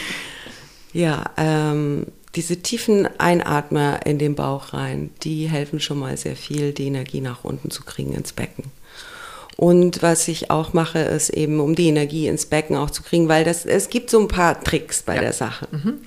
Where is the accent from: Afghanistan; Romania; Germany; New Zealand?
Romania; moved away; ich komme aus Rumänien. Und da war Kommunismus, mhm. als ich klein war